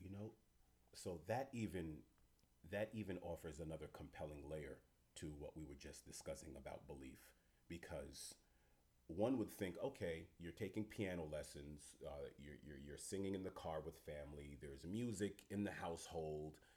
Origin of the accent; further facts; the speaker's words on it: New York City, New York, United States; am a fellow New Yorker, New York City person